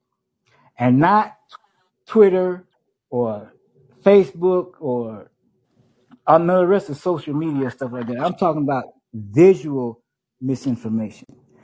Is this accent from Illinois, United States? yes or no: yes; Chicago, Illinois, United States; I was born and raised in Chicago